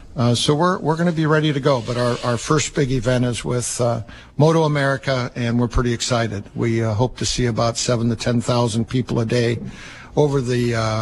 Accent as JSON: {"language": "English", "town": "Gig Harbor", "region": "Washington", "country": "United States", "tie": "born or raised there", "said": "I am actually from Gig Harbor, Washington."}